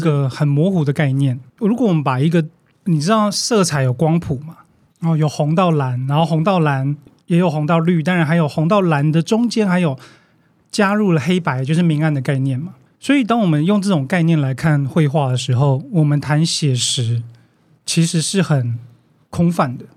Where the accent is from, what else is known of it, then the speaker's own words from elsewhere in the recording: Taiwan; 但是我们在现在台湾看到的最大的问题是什么？